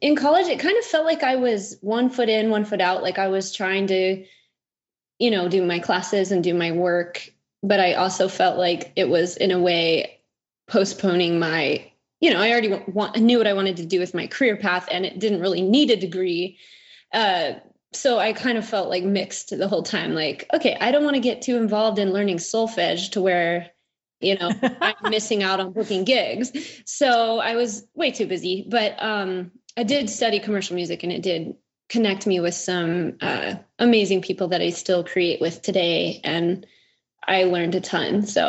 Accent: Kansas City, Missouri, United States; I got invited to record with a band where I grew up in Kansas City

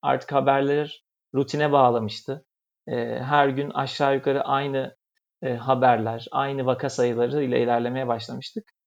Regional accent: Bursa, Turkey; moved away as an adult; now in Istanbul, Turkey; normalde Bursalıyım.

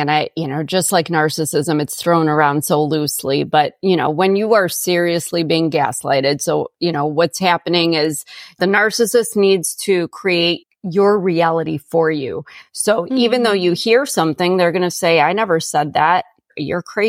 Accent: Chicago, Illinois, United States; moved away as an adult; I grew up in Chicago and now I'm, you know, 90 miles southwest of Chicago in the middle of nowhere

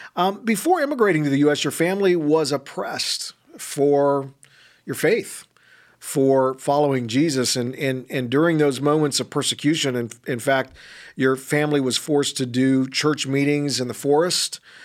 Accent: California, United States; moved away; my home state, California

